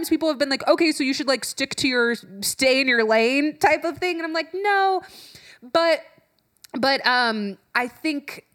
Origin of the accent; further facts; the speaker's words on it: Orange County, California, United States; I grew up in Orange County